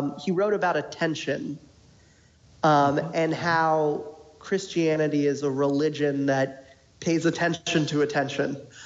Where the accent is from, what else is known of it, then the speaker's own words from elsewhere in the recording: Falls Church, Virginia, United States; I'm from Northern Virginia as well, inside the Beltway in Falls Church